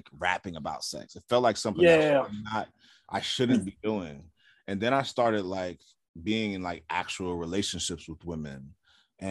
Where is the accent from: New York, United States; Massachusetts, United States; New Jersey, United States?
New York, United States; New York City; in a neighborhood I grew up in South Jamaica, Queens